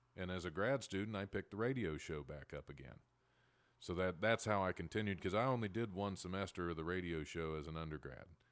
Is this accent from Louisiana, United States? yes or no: no; West Milton, Ohio, United States; I'm originally from, uh, the small town of West Milton, Ohio, probably about forty minutes north